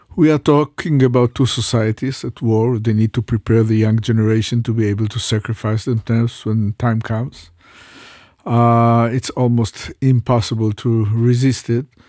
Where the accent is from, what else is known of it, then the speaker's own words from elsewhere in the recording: Jerusalem, Jerusalem District, Israel; I was uh, born in Jerusalem. I was raised up in Jerusalem.